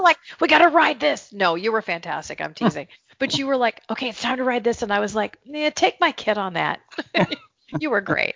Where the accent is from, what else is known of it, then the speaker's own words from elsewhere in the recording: Northern California, United States; moved away; also born or lived in North Carolina; I had grown up in Northern California